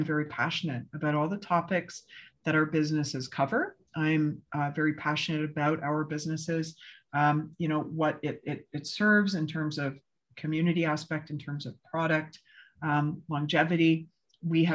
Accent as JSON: {"language": "English", "country": "Canada", "moved": "yes", "said": "being a Canadian"}